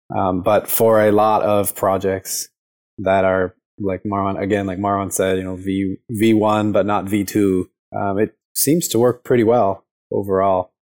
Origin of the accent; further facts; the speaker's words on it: Chicago, Illinois, United States; moved away; I grew up in Chicago and then I moved here